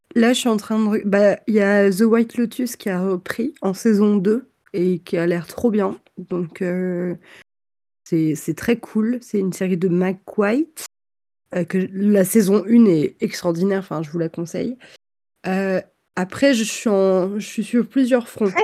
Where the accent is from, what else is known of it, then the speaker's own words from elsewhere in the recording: Versailles, Île-de-France, France; enfin je suis pas née à Versailles mais j'ai grandi là-bas